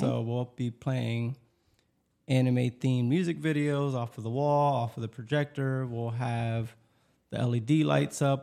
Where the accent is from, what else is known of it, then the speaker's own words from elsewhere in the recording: Lancaster, Pennsylvania, United States; also born or lived in Elizabethtown, Pennsylvania; I'm originally from Lancaster